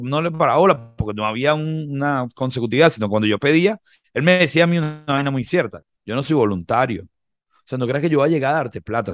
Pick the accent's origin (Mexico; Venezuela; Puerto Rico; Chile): Venezuela; Nosotros como venezolanos